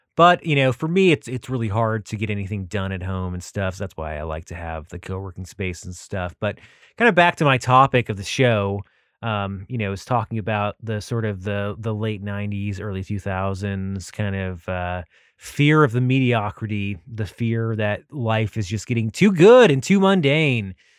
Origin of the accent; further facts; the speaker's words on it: United States; I am an American